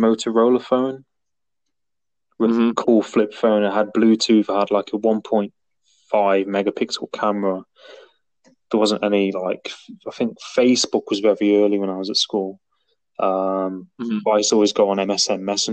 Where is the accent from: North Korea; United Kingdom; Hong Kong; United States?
United Kingdom; Nottingham, East Midlands; now in Cornwall, United Kingdom; I'm from Nottingham originally, like Robin Hood. But I'm living in Cornwall